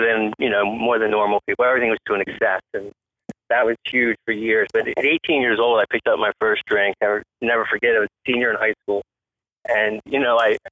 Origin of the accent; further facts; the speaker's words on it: New Jersey, United States; moved away as an adult; now in Tampa, United States; I'm from Jersey originally, and that's where high school was, and then I came down here for that.